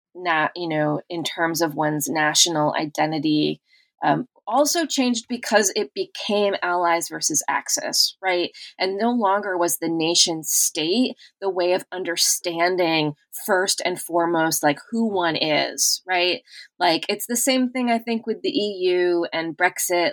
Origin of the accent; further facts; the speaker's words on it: United States; as an American